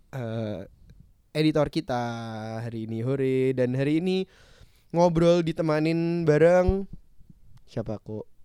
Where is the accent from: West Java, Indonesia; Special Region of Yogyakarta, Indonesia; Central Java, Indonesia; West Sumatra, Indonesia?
Central Java, Indonesia; Semarang; aku Semarang kok.